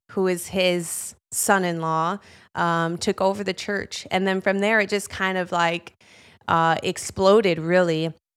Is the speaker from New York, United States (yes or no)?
no; Chicago, Illinois, United States; Born and raised in Chicago my whole life